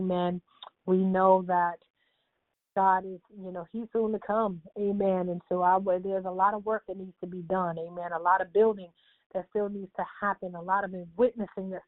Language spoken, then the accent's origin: English; New Jersey, United States; moved away; My New Jersey family, my hometown